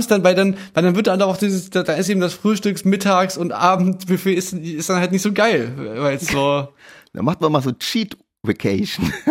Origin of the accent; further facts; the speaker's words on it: Chemnitz, Saxony, Germany; wir kommen aus Chemnitz, so, wir sind da einiges gewöhnt.